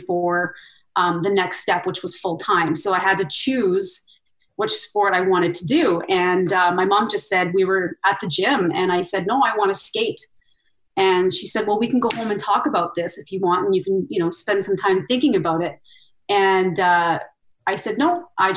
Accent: Red Deer, Alberta, Canada; we had these outdoor arenas in all the communities in Red Deer growing up

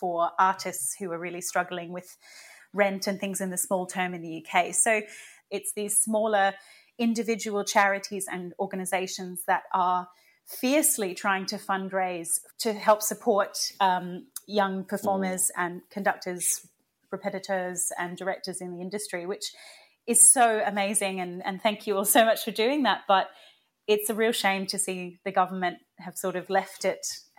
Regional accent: Australia; now in United Kingdom; I'm an Australian citizen. I don't yet have citizenship in Britain. I'm here on a visa

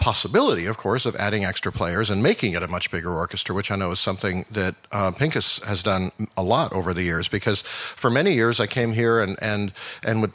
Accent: Vancouver, British Columbia, Canada; now in Houston, United States; I am indeed Canadian, and I'm from Vancouver.

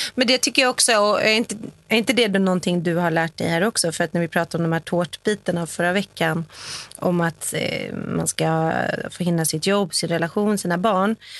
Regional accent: Sweden; also born or lived in New York; now in Los Angeles, United States

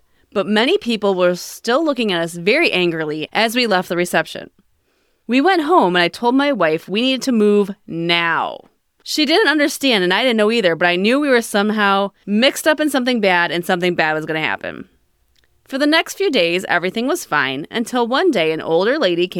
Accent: California, United States; I'm from California, but I'm from Mexican heritage.

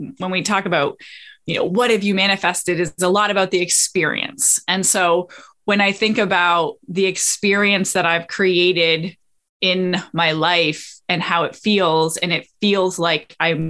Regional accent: Canada; moved away as an adult; also born or lived in Australia / Costa Rica; now in Florida, United States; I am Canadian

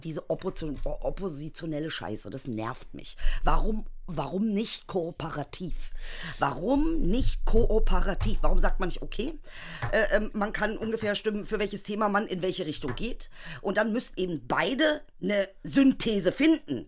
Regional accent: Germany; ich bin Deutsche

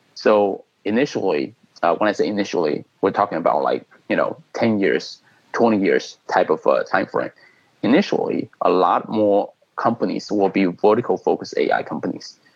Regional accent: China; moved away as an adult; now in United States; I was born in China. I came to the U.S. Uh, you know for school and later kind of immigrant uh, immigrated here

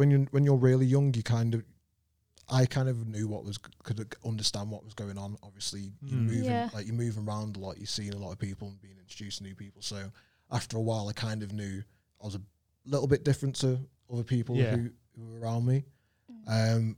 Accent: London, United Kingdom; I was born in London. I was born into the care system

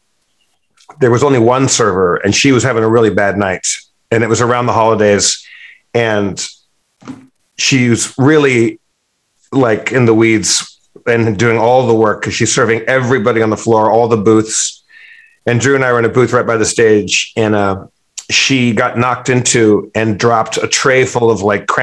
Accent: California, United States; I'm from California

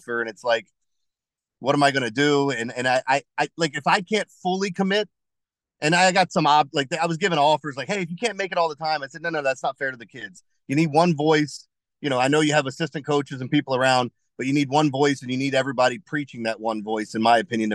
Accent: Middle River, Maryland, United States; also born or lived in Harford County, Maryland; when we were growing up in Middle River in the Essex area, I went to Stemmer's Run.

